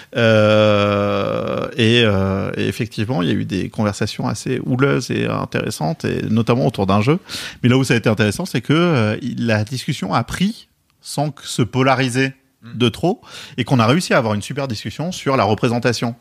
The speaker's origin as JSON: {"language": "French", "town": "Bordeaux", "region": "Nouvelle-Aquitaine", "country": "France", "accent": "bordelais", "said": "j'ai un accent bordelais"}